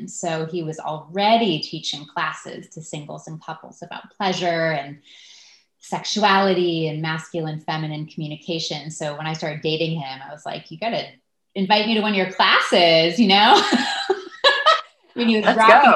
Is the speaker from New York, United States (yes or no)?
no; Los Angeles, California, United States; moved away as an adult; also born or lived in Santa Barbara; now in San Francisco, United States; I grew up in Los Angeles, so I have not been too far from San Francisco